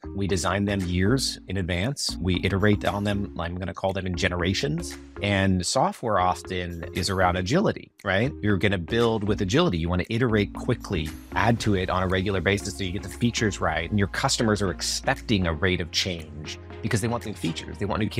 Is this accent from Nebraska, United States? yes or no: no; Yorba Linda, California, United States; I grew up in Yorba Linda, California, a little town in Orange County.